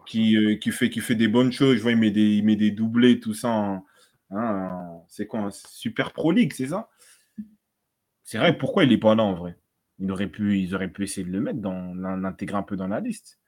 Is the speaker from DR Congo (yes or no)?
yes; DR Congo; je suis congolais